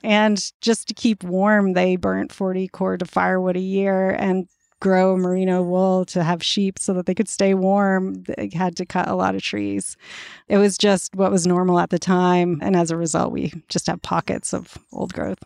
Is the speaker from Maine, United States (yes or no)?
yes; central Maine, United States; now in Vermont, United States; I grew up in the woods of central Maine